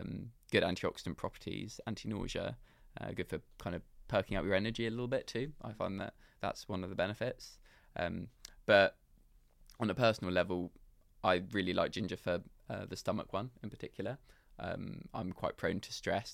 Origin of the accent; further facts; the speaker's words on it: London, United Kingdom; I grew up in London